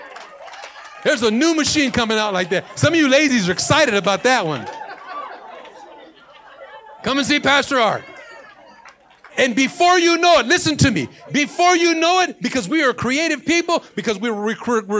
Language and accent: English; Los Angeles, California, United States; I was born in Watts